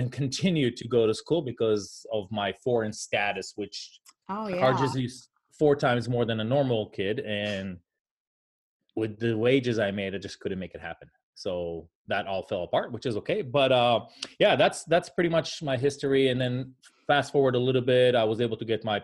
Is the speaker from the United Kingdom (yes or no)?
no; Israel; moved away as an adult; now in United States; I'm originally from Israel. I moved here about 22 years ago, a week after I was done with the Israeli Air Force